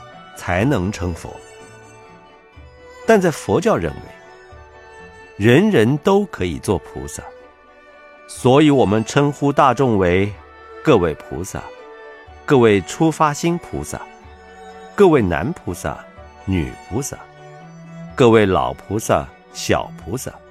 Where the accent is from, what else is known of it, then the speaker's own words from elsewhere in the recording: China; 就例如我们中国人经常称人先生